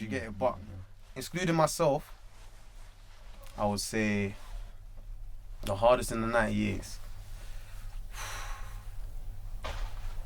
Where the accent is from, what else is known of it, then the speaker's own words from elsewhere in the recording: London, United Kingdom; Growing up in Holly Street? Holly Street's a jungle.